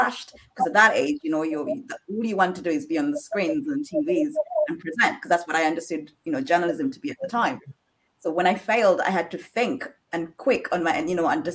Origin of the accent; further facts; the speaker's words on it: Uganda; I'm originally from Uganda